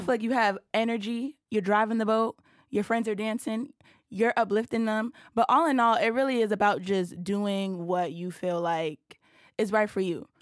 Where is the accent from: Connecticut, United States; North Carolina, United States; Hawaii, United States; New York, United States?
New York, United States; New York City; I'm from Brooklyn, New York